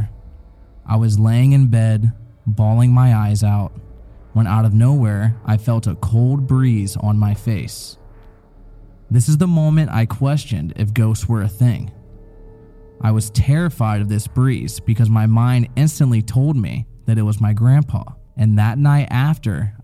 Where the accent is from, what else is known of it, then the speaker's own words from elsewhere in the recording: Tennessee, United States; I was born in Tennessee, so I have a little accent sometimes